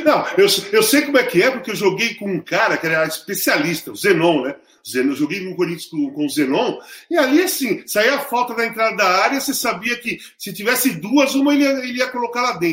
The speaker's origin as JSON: {"language": "Portuguese", "region": "Rio de Janeiro", "country": "Brazil", "tie": "born or raised there", "moved": "yes"}